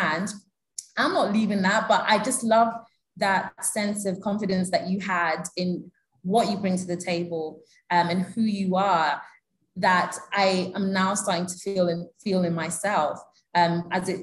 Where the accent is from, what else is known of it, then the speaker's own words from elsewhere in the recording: United Kingdom; moved away as an adult; also born or lived in Kenya; now in Abuja, Nigeria; the diaspora Nigerians that I grew up with in the UK